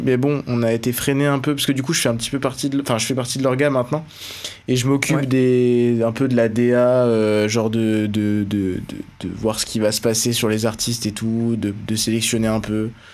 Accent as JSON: {"language": "French", "town": "Beaune", "region": "Bourgogne-Franche-Comté", "country": "France", "said": "je viens de Beaune, euh, en Côte d'Or"}